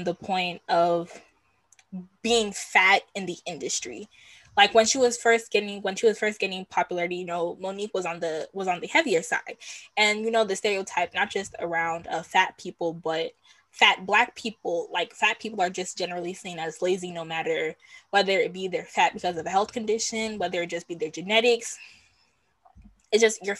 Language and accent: English; Nigeria; I'm Nigerian, I'm specifically of the Yoruba tribe